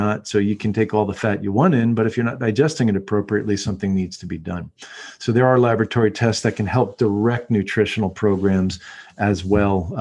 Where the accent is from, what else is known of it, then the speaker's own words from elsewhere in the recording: United States; as American humans